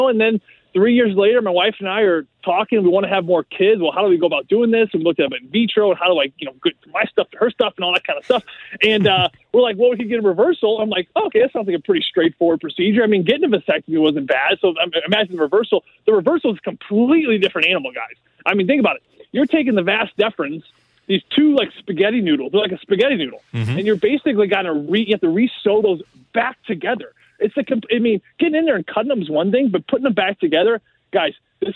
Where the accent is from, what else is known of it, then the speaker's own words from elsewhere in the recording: St. Louis, Missouri, United States; St. Louis